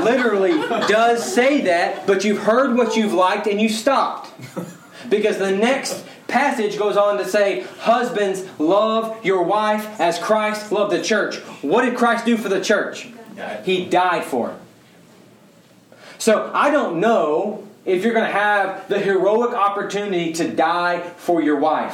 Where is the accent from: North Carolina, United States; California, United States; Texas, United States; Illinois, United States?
Texas, United States; Mesquite; Born and raised in Mesquite, wear cowboy boots